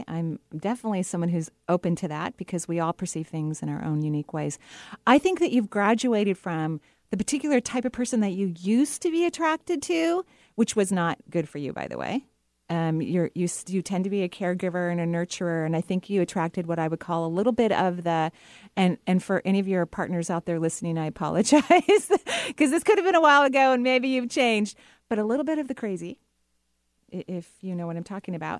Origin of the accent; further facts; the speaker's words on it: Seattle, Washington, United States; you're born and raised here.